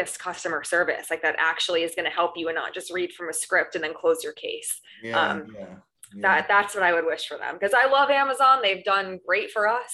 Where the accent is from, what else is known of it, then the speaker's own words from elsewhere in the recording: New York, United States; now in Long Beach, United States; I'm originally from New York, moved to Los Angeles for the beaches and the weather